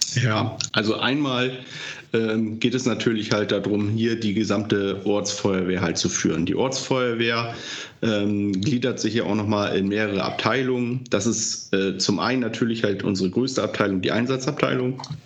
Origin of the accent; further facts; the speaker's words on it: Delmhorst, Lower Saxony, Germany; moved away as an adult; also born or lived in Baden, Achim; now in Achim, Germany; ursprünglich bin ich mal in Delmhorst aufgewachsen